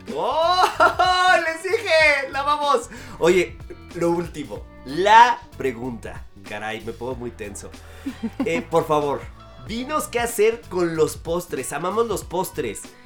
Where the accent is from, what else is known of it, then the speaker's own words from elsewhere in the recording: Mexico; somos mexicanos